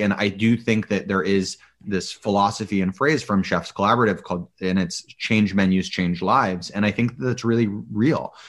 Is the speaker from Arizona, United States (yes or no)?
no; Boulder, Colorado, United States; I grew up in Boulder, Colorado.